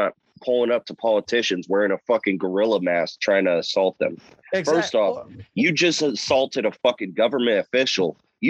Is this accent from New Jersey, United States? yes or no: no; Norco, California, United States; So one of them was from my hometown